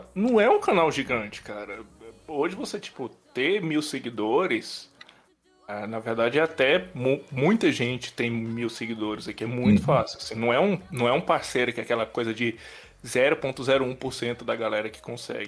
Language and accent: Portuguese; Pará, Brazil; also born or lived in Brasília / Rio de Janeiro; now in Goiânia, Brazil; nasci em Brasília, criado no Pará, já tenho um tempão em Goiânia, já morei no Rio